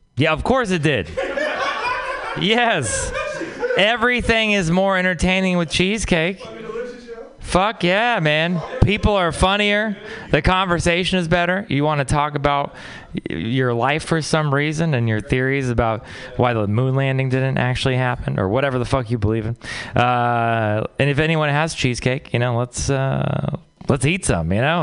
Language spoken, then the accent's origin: English; Texas, United States; moved away; I'm from Texas